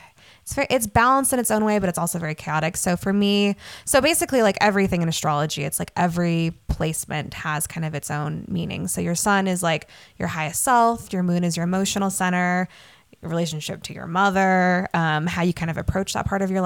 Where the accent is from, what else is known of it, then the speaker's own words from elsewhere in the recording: Utah, United States; I grew up in Utah